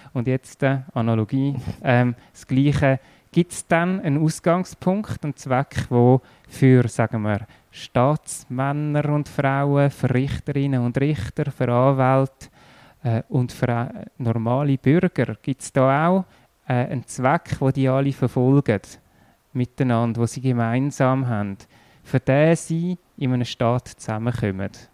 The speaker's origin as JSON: {"language": "German", "town": "Erlenbach", "region": "Zurich", "country": "Switzerland", "tie": "born or raised there", "also_born_or_lived": "Zollikon / San Diego", "said": "In Zürich und dann zwei Jahre in Zolliken gewohnt, zwei Jahre in San Diego und nachher in Erlenbach."}